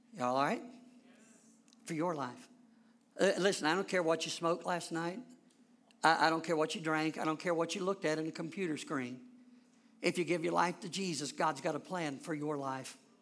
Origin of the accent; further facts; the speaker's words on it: Lebanon, Ohio, United States; I'm from Lebanon, Ohio